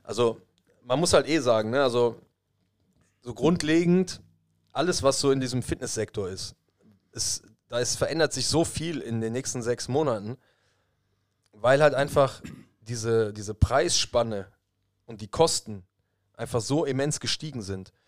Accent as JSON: {"language": "German", "country": "Germany", "said": "bei uns in Deutschland"}